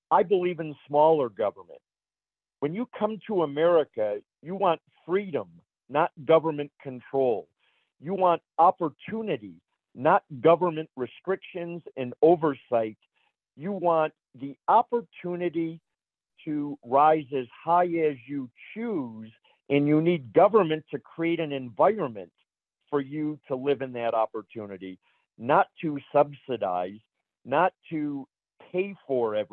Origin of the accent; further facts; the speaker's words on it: Michigan, United States; I was born and raised in Michigan